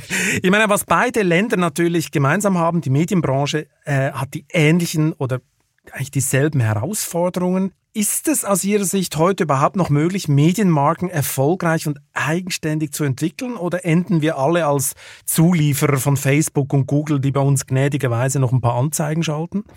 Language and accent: German; Lucerne, Switzerland; ich komme ja aus Luzern